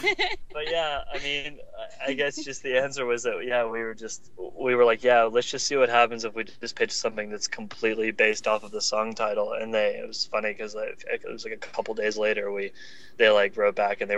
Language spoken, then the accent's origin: English; the South, United States; I grew up in the South